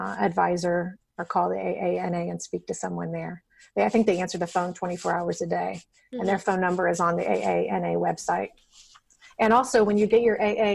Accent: Dayton, Ohio, United States; I was born in Dayton, Ohio

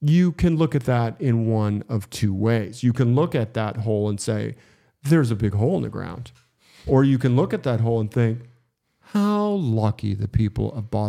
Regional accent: Schenectady, New York, United States; You know, I grew up in Schenectady, New York.

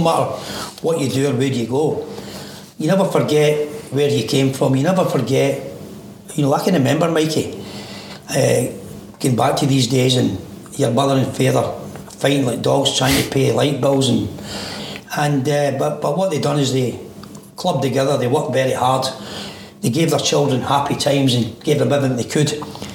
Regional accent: Glasgow, Scotland, United Kingdom; Born in Govan, moved from Govan into Pollock.

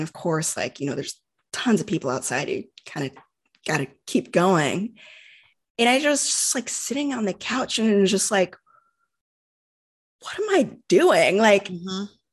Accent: United States; growing up in the United States

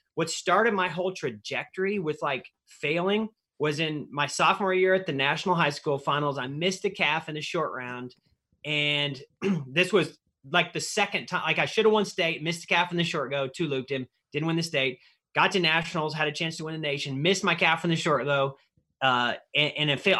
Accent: Missouri, United States; where I grew up in Missouri

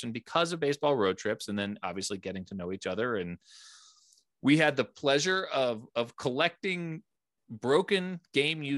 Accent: East Coast, United States; now in Fort Collins, United States; I'm originally from the East Coast

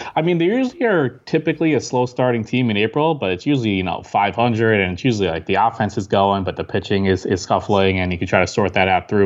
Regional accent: Long Island, New York, United States; I grew up in New York, Long Island

